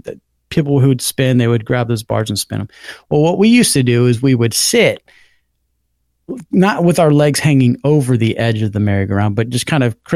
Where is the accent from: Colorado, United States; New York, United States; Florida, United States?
Florida, United States; I grew up in Florida, as you know